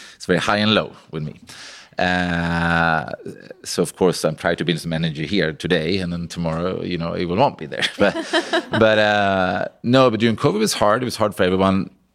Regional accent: Sweden; moved away as an adult; I came from Sweden. I had, like, no connections, you know, from a pig farm

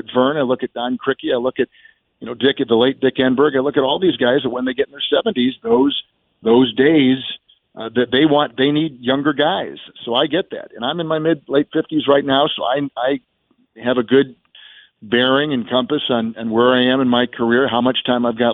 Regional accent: Green Bay, Wisconsin, United States; when I was growing up in Green Bay

